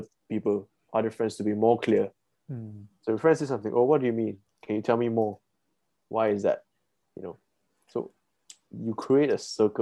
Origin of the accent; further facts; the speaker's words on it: Malaysia; being Malaysian